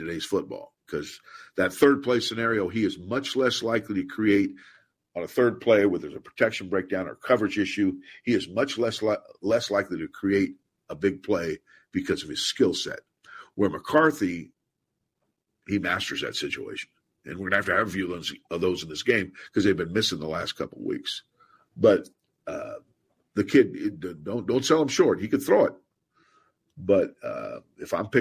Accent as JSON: {"language": "English", "region": "West Coast", "country": "United States", "moved": "yes", "said": "I'm from West Coast"}